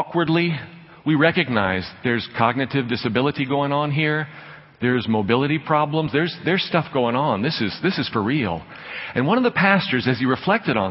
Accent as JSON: {"language": "English", "town": "Dallas", "region": "Texas", "country": "United States", "tie": "born or raised there", "said": "I'm a kid who grew up on the right side of the tracks. I grew up with a silver spoon in my mouth. I'm from North Dallas"}